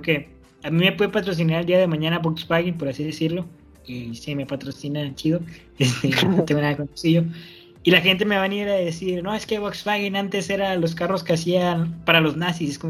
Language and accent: Spanish; Mexico; Entonces, si nosotros como mexicanos no defendemos a ellos, estamos incurriendo, primero, en violar a la constitución